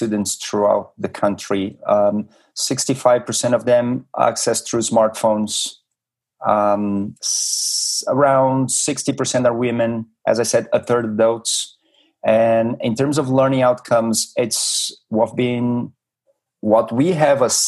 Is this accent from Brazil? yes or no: yes; Brazil; moved away as an adult; also born or lived in New York, United States; I have a Japanese descent, but I was born and raised in Brazil, studied and worked in the US for many years